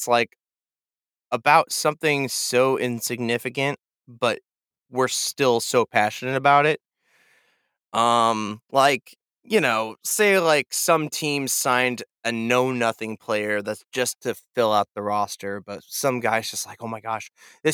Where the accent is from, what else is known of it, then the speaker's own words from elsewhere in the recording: Kansas City, United States; moved away; also born or lived in Nashville; I'm a guy from Kansas City